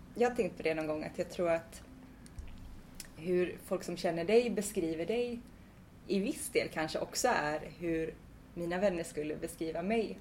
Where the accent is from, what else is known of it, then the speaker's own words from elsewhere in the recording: Svartedalen, north of Gothenburg, Bohuslän, Västra Götaland, Sweden; jag föddes i Svartedalen som är ett naturreservat norr om Göteborg i Bohuslän